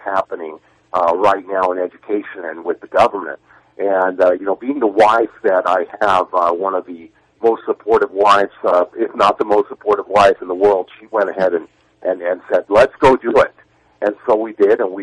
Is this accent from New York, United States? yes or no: yes; New York, United States; as an American born and bred here, born in New York